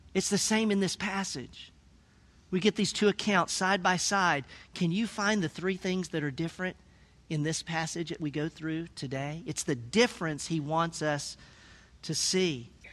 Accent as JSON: {"language": "English", "region": "Tennessee", "country": "United States", "said": "I'm from Tennessee"}